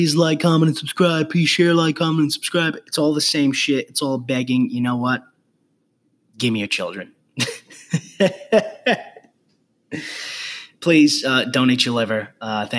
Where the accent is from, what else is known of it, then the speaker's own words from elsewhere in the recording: New York City, New York, United States; moved away; being from the Bronx